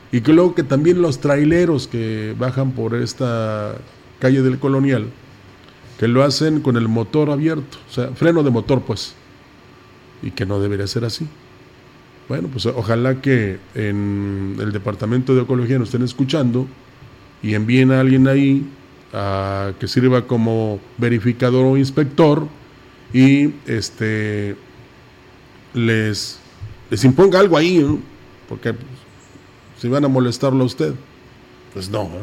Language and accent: Spanish; Mexico; así somos los mexicanos?